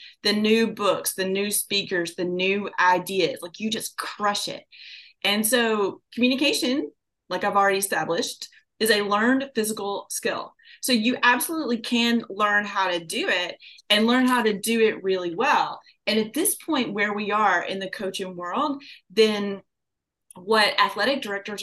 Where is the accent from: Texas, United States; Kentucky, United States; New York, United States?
Kentucky, United States; I grew up in Kentucky